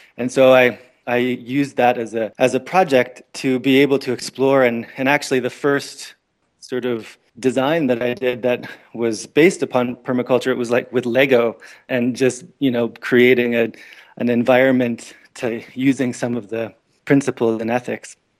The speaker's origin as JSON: {"language": "English", "region": "Northern Ontario", "country": "Canada", "tie": "born or raised there", "also_born_or_lived": "American Southwest", "moved": "yes", "said": "I grew up in Northern Ontario, Canada"}